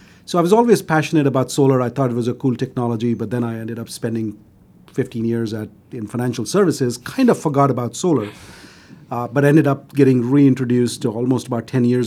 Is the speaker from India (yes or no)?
yes; Delhi, India; moved away as an adult; now in United States; I grew up in Delhi, which is a capital